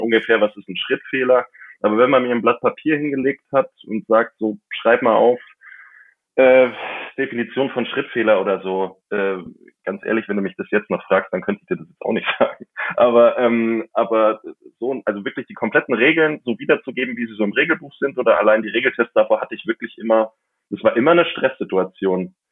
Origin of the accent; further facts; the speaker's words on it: Mammendorf, Bavaria, Germany; in Mammendorf, in meinem Heimatort zwischen München und Augsburg